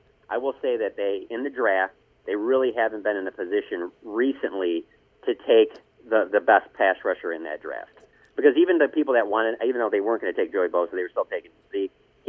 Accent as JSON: {"language": "English", "town": "Detroit", "region": "Michigan", "country": "United States"}